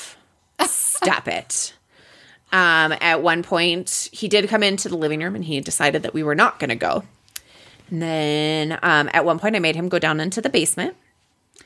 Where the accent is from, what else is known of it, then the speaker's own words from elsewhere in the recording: Wisconsin, United States; I'm from Wisconsin